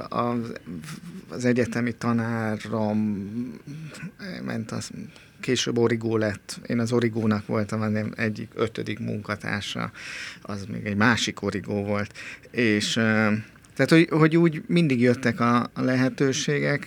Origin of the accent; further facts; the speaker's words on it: Budapest, Hungary; én Pesten nőttem fel a körúton